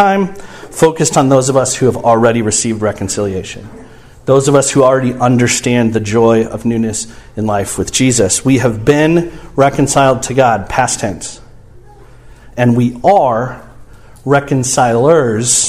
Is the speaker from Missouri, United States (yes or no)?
yes; St. Louis, Missouri, United States; I grew up in St. Louis